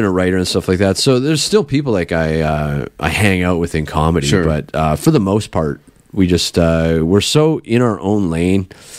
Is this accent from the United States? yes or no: no; Canada; As a Canadian